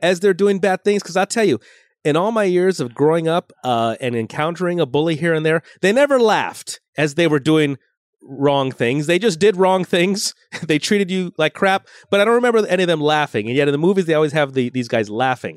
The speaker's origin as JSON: {"language": "English", "town": "Los Angeles", "region": "California", "country": "United States", "tie": "born or raised there", "said": "born in Los Angeles proper, but I grew up in Lo-, San Fernando Valley."}